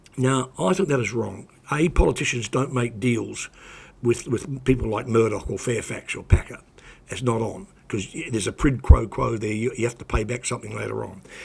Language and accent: English; New Zealand; moved away; also born or lived in Australia; when I was growing up in New Zealand